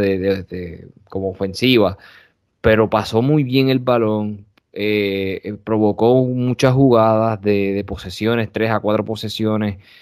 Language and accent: Spanish; Corozal, Puerto Rico; also born or lived in Bayamón, Puerto Rico; soy platanero primero, porque era los plataneros están en mi, en mi sangre y ese es mi pueblo